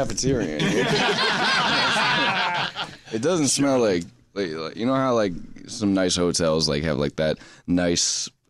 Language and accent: English; New Jersey, United States; accent: Jersey; when I'm in New York, my Jersey accent comes out